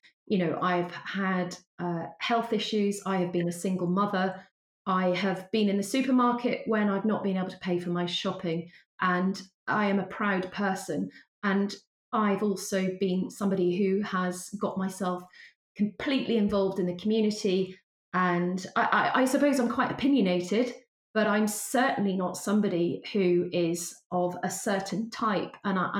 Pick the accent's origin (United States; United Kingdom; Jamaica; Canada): United Kingdom; Wales; I sound, you know, quite English speaking, I'm actually a Welsh person from a very ordinary working background.